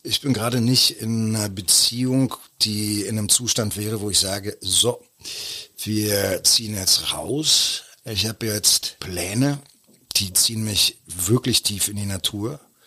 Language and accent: German; Berlin, Germany; wo ich aufgewachsen bin, Koppischer Damm, da war gegenüber der, der Zickenplatz der Jahnpark